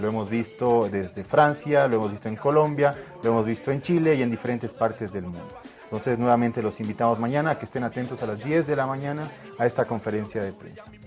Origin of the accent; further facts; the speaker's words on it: Santa Cruz, Bolivia; como cruceño